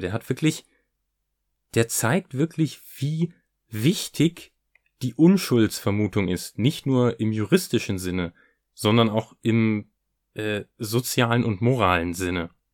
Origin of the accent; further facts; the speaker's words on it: Hanover, Lower Saxony, Germany; sagen wir in Hannover